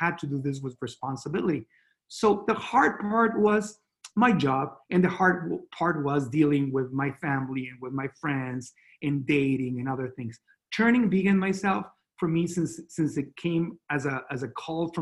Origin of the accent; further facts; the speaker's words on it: Mexico; accent: Latino; English is a second language; moved away as an adult; also born or lived in Miami; now in Austin, United States; I grew up in Mexico, and my English was very limited